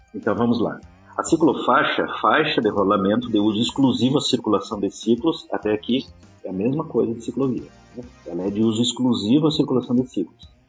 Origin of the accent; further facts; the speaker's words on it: Rio Grande do Sul, Brazil; moved away; eu sou gaúcho de nascimento